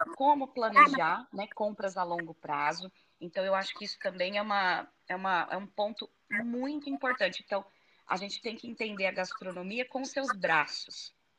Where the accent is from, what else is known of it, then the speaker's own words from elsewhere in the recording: Brazil; moved away as an adult; eu que estou aqui longe, né, de casa, estou fora do Brasil, já, vai faz... já fez um ano